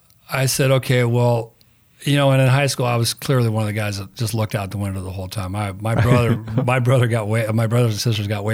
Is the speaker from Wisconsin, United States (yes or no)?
no; Rancho Palos Verdes, California, United States; also born or lived in Napa Valley, California; We lived in Palos Verdes in a town called Lunada Bay. It's now called Rancho Palos Verdes. It's all the million-dollar houses. When I grew up out there